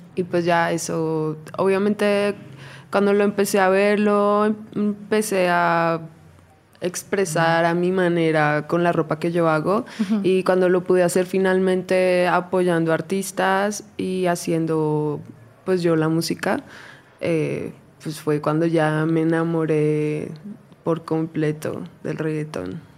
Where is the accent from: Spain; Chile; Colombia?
Colombia; now in Mexico; yo soy de Colombia, entonces desde muy chiquita